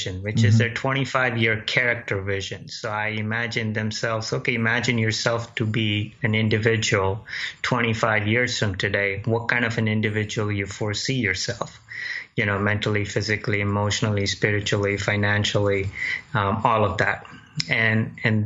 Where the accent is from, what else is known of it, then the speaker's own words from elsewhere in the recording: India; also born or lived in Dayton, Ohio, United States; now in United States; I was born in Dayton, Ohio. When I was 2 years old, I left back to India, grew up there and joined family, and came back here with empty pockets